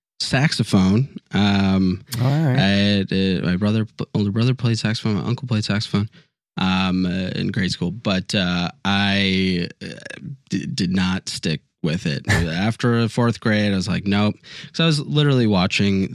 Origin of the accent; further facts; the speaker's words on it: Chicago, Illinois, United States; now in Louisville, United States; I'm from the Chicago area